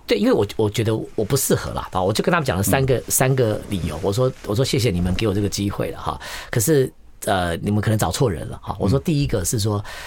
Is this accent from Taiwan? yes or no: yes; Taiwan; 我们那个地方就，反而我是跟一群都是这个闽南籍的朋友长大的，所以台语讲得好